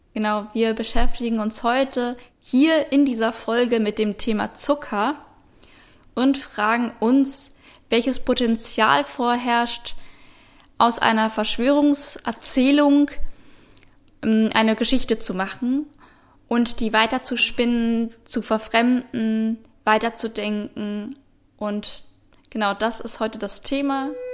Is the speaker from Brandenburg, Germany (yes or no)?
yes; Potsdam, Brandenburg, Germany; Ich wurde äh, in Potsdam geboren, 1995